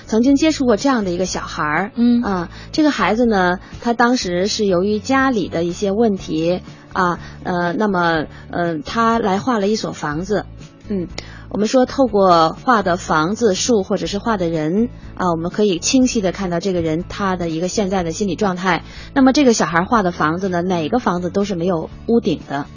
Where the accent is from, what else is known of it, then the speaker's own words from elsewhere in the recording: Beijing, China; accent: Beijing dialect; 我们北京话叫棍儿